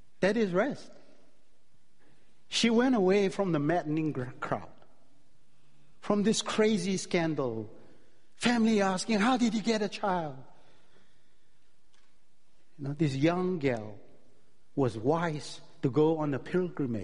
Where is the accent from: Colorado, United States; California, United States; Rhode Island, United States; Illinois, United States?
Illinois, United States; Chicago; I'm from Chicago.